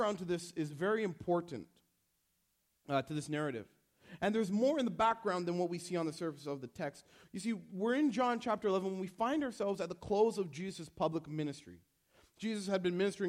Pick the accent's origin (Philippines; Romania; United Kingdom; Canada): Canada; I was born in Canada